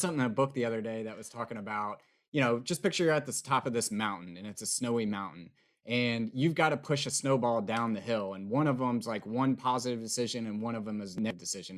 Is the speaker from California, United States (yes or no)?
no; East Tennessee, United States; also born or lived in Nashville, Tennessee / Austin, Texas; being from East Tennessee and growing up in East Tennessee and living in Nashville for so long